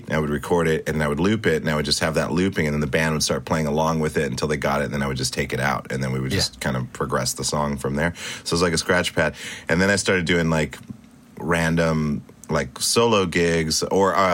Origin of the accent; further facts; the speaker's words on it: Stuttgart, Baden-Württemberg, Germany; born there; also born or lived in Spain / Italy / Great Falls, Montana; I was born in Germany in Stuttgart, and then okay. um, Spain, uh, Italy.